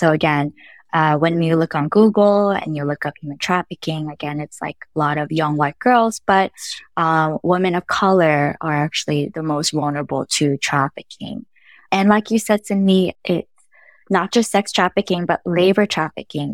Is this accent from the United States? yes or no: yes; North Carolina, United States; also born or lived in Los Angeles, California; I was born in L A and raised in North Carolina